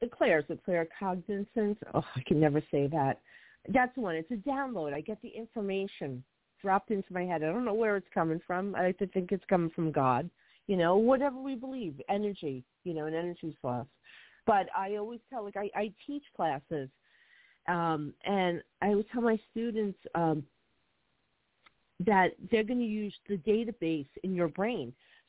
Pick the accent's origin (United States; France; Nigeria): United States; Hoboken, New Jersey; born there; When I was a little girl, we moved to another town. I was born in Hoboken, and we moved out to another town.